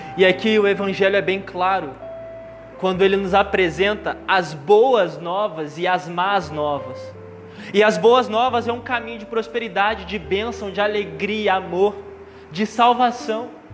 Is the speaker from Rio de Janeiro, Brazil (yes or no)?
yes; Volta Redonda, Rio de Janeiro, Brazil; eu sou de Volta Redonda